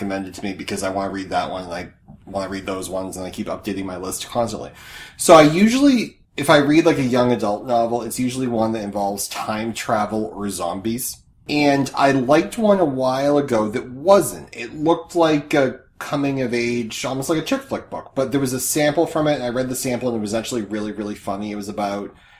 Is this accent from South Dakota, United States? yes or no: no; Massachusetts, United States; I'm from Massachusetts